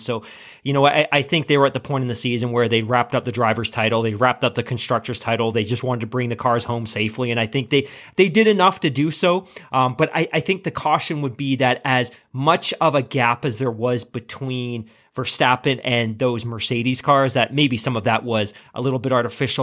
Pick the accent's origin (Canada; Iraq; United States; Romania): Canada; as a Canadian